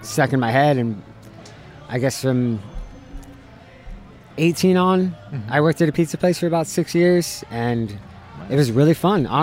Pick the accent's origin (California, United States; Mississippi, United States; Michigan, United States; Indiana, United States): California, United States; La Crescenta; moved away as an adult; now in Ventura, United States; I was born and raised in La Crescenta. This is about 15 minutes north of Los Angeles